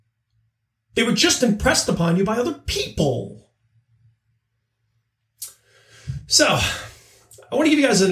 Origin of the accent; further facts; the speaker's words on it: Long Island, New York, United States; I grew up on Long Island